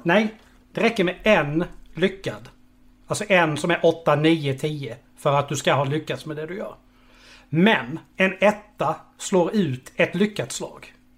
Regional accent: Karlshamn, Blekinge, Sweden; jag är från Karlshamn

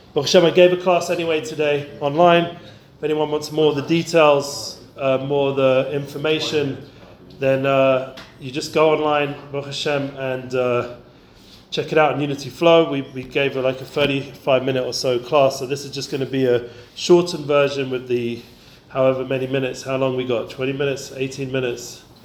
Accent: London, United Kingdom; when I grew up in London.

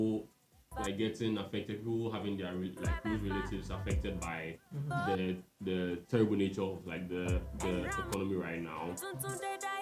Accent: Ghana; as a Ghanaian

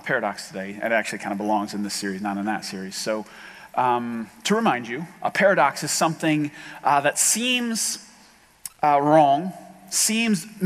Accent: Ohio, United States; We're all from Ohio

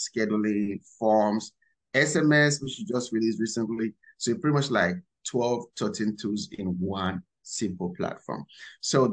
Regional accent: Nigeria; moved away as an adult; now in United States; I was born and raised in Nigeria. So I came to America a few years ago

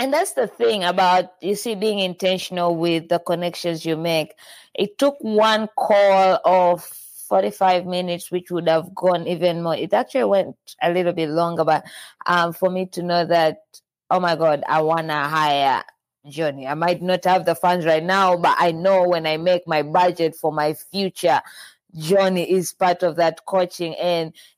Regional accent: Tanzania; I'm from Tanzania

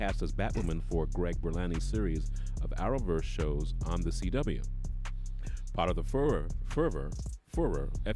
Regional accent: United Kingdom; I'm British

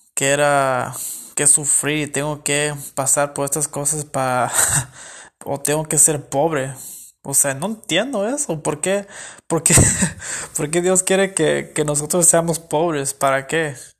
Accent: California, United States; yo soy de, de Estados Unidos, me crecí en California y todo. Mis papás son mexicanos

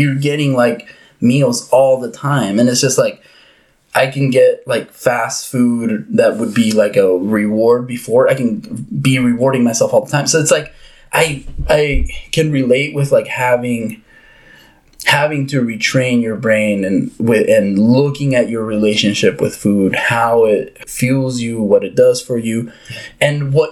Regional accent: Uruguay; moved away; growing up in Uruguay and South America

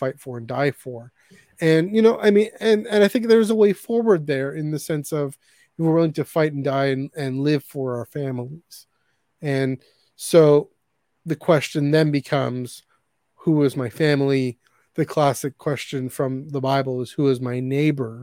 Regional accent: Canada; Canada, we never really had that sense of patriotism

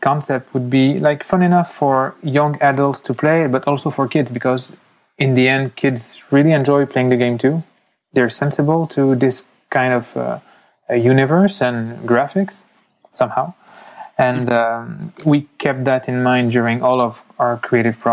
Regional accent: France; accent: French; moved away as an adult; also born or lived in United States; now in Canada; I was born in the U.S., I left. I know my accent sounds really French, but I have the explanation for that. So I was in the U.S. My mother went back to France when I was 4. So I spent 15 years in France, and now I've been living in Canada since 15 years too.

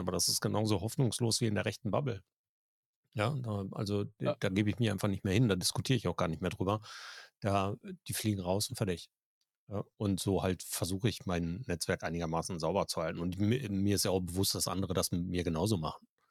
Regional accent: Germany; bei uns in Deutschland

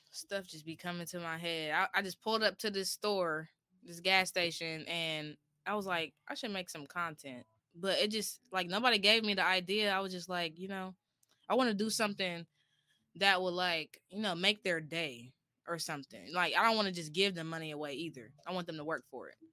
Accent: Columbus, Ohio, United States; I'm 24 years old. I'm from Columbus, Ohio, and I'm a content creator.

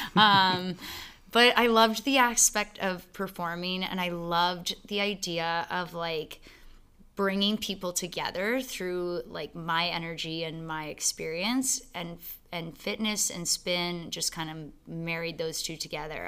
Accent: London, Ontario, Canada; also born or lived in Calgary / Waterloo / Toronto; I was born in Calgary, but I grew up in London.

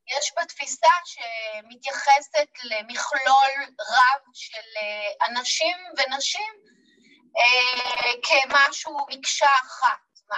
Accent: Jerusalem, Jerusalem District, Israel; כילדה בשכונה בירושלים

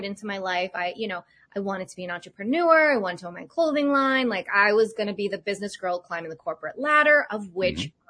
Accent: Cape Cod, Massachusetts, United States; moved away; also born or lived in Boulder, Colorado; Growing up on Cape Cod

